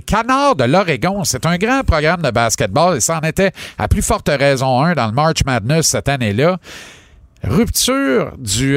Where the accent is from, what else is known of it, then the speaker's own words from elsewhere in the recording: Granby, Quebec, Canada; mon bled à Granby